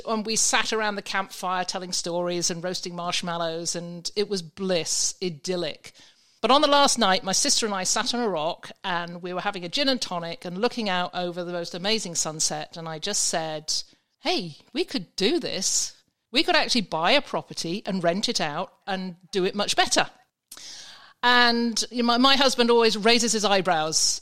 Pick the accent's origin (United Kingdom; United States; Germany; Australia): United Kingdom; England; moved away; from my accent, I, you can probably understand, I was in England at the time